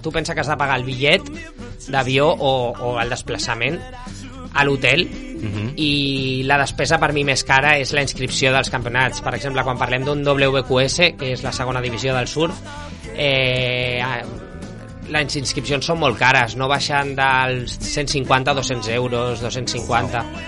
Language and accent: Catalan; Barcelona, Catalonia, Spain; also born or lived in Menorca; Jo vaig néixer a Barcelona